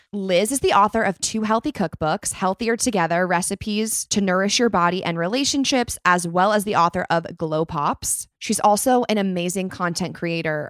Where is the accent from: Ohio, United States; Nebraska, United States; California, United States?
California, United States; also born or lived in Chicago; I was born in Chicago, but raised in California